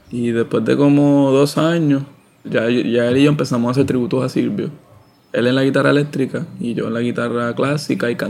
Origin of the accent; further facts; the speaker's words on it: San Juan, Puerto Rico; Pasa que de chamaco estuve en, en la Central, en una escuela en Santurce, que es de artes visuales.